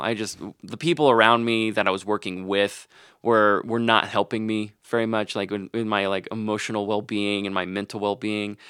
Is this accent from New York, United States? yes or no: no; Arkansas, United States; moved away; I'm from Arkansas